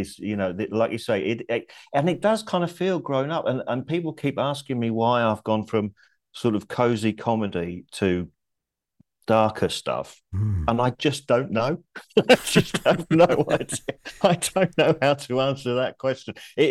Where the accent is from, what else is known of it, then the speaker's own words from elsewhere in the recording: King's Lynn, East of England, United Kingdom; also born or lived in Blackburn; I was born in Blackburn, but we moved out of Blackburn when I was 7, and we moved to King's Lynn near Norwich.